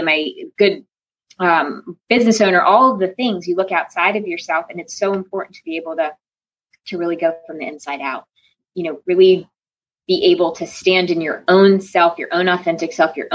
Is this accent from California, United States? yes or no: no; Connecticut, United States; now in North Carolina, United States; I was born and raised in Connecticut. And so coming to North Carolina